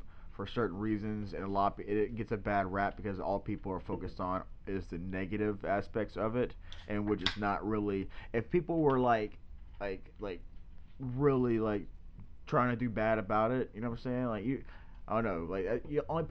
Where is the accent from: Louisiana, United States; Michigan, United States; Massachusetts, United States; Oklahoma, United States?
Louisiana, United States; We're both like. Born and raised in Louisiana